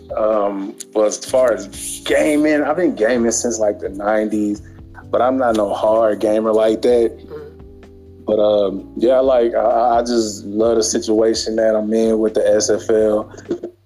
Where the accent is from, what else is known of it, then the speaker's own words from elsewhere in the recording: Memphis, Tennessee, United States; now in Sacramento, United States; I'm originally from Memphis, Tennessee, but right now I reside in Sacramento